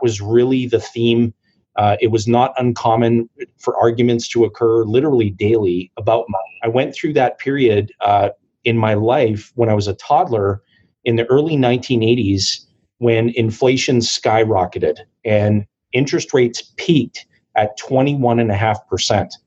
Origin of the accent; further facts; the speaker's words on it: Timmins, Ontario, Canada; I was born and raised in Timmins, Ontario, and Timmins is a small mining and forestry community